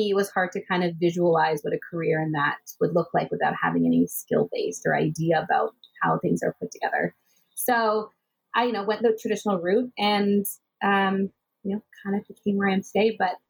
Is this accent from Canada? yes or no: yes; Richmond Hill, Ontario, Canada; also born or lived in United States / Vancouver / Toronto; I grew up just outside of Toronto in Richmond Hill. I was actually born in the U.S. and then I moved to Canada when I was 3 years old.